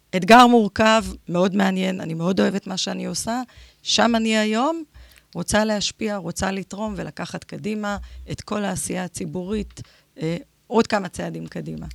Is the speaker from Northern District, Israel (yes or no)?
no; Ashkelon, Southern District, Israel; נולדתי באשקלון, בת פריפריה.